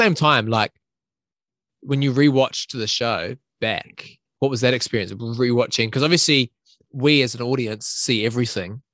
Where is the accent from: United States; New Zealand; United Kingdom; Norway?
New Zealand; I'm a New Zealander